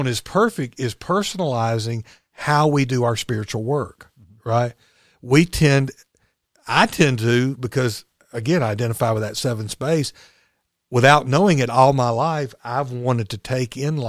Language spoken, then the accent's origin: English; Chelsea, Alabama, United States; Well, I'm from Chelsea.